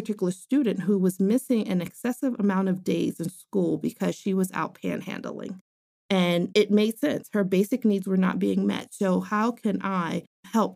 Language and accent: English; New York City, New York, United States; I grew up in New York City, inner city, born and raised in the Bronx.